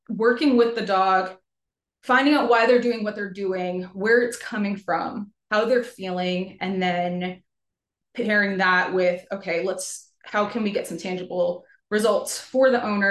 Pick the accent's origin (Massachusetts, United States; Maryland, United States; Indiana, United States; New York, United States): New York, United States; moved away as an adult; also born or lived in New Jersey; now in Georgia, United States; I'm from New York, but I'm now a Georgia transplant. Moved down here in 2018